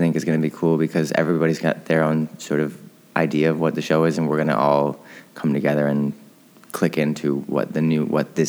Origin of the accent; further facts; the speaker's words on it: Michigan, United States; now in New York, United States; Growing up in Michigan, I love the seasons.